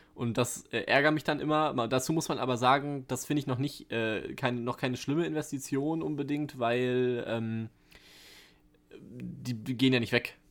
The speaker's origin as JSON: {"language": "German", "country": "Germany", "said": "als Deutscher"}